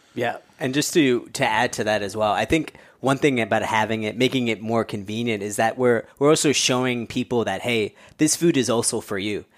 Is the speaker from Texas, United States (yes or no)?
no; New York City, New York, United States; I grew up born and raised in New Yorker